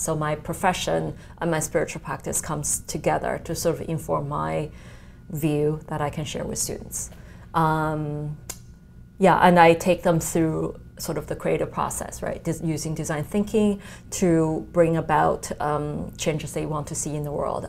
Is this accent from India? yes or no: no; China; moved away; I come from China where, uh, you know, calligraphy and painting, etc. That's sort of part of the culture